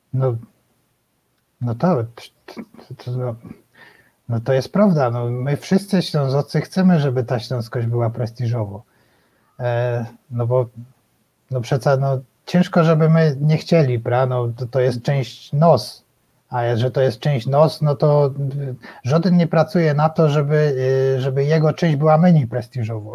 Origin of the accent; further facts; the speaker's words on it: Silesian Voivodeship, Poland; my Ślązacy